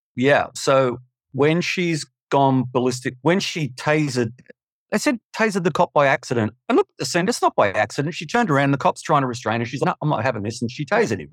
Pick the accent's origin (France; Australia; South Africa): Australia; Melbourne, Victoria; I'm just a schmuck from Melbourne